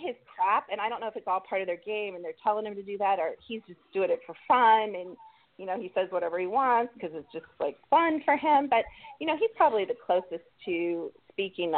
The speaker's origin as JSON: {"language": "English", "town": "Columbus", "region": "Ohio", "country": "United States", "tie": "born or raised there", "moved": "yes", "lives_now": "North Carolina, United States", "said": "I'm from Columbus, Ohio, even though we live in North Carolina now."}